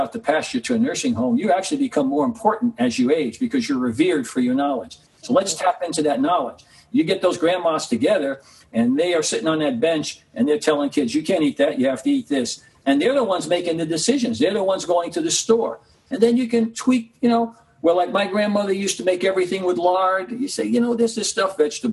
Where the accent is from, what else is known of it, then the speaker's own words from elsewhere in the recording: New York City, New York, United States; my growing up in Harlem and the Bronx